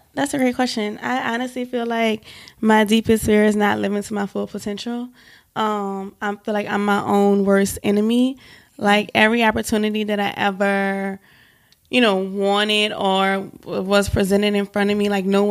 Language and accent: English; New Orleans, Louisiana, United States; moved away as an adult; also born or lived in Atlanta, Georgia; now in New York, United States; I'm from New Orleans. I've been in New York for 6 years now